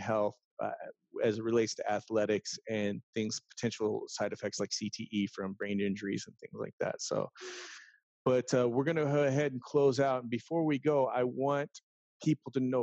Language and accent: English; San Diego, California, United States; also born or lived in Philippines; I grew up in the San Diego area